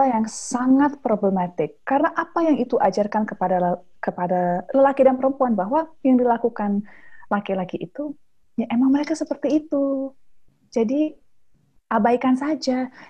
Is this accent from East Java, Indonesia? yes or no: no; South Sulawesi, Indonesia; Oh, saya Bugis. In, in budaya Bugis aja kan ada lima gender gitu.